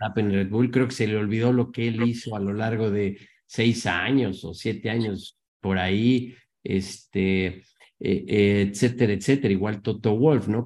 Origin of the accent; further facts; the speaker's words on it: Mexico; como mexicano, como latino